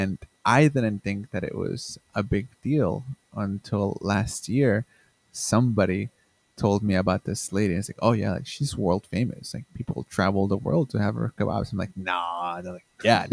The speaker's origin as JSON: {"language": "English", "region": "Lima", "country": "Peru", "tie": "born or raised there", "moved": "yes", "lives_now": "Chicago, United States", "said": "I was born and raised in Peru, in the city of Lima"}